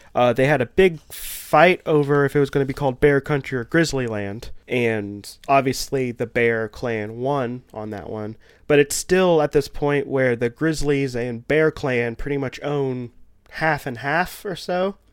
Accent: the South, United States; I also live in the south and grew up in the holler

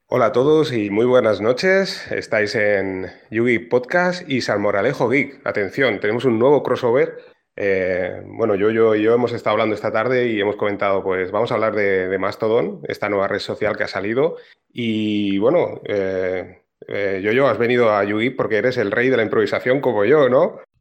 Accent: Barcelona, Catalonia, Spain; yo soy de aquí de Barcelona

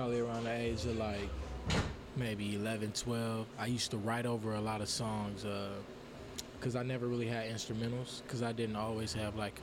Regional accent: Los Angeles, California, United States; moved away as an adult; now in Fresno, United States; I'm from L.A. I'm from Watts, you know, South Central, to be specific.

